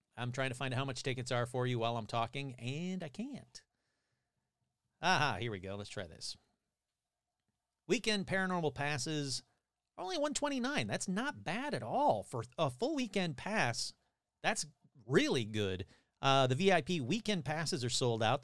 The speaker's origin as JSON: {"language": "English", "region": "Michigan", "country": "United States", "tie": "born or raised there", "said": "my home state."}